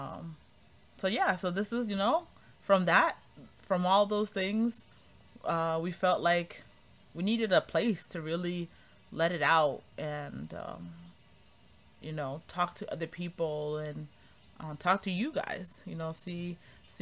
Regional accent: Cambridge, Massachusetts, United States; moved away as an adult; now in Harrisonburg, United States; I grew up in Cambridge also

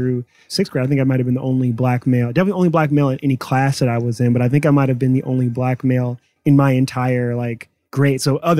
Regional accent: Cleveland, Ohio, United States; Yeah, I mean, Cleveland is an incredible city.

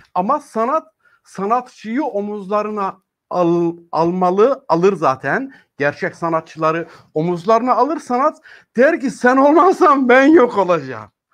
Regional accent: Çamlıbel, Tokat, Turkey; Ben Tokatlıyım. Ee, Tokat'ın Çamlıbel nahiyesinde dünyaya geldim.

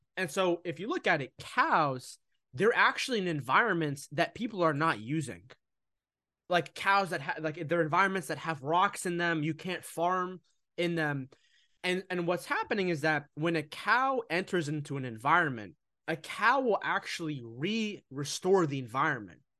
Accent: United States; I'm originally from Egypt. I was born here in America, but I'm Egyptian.

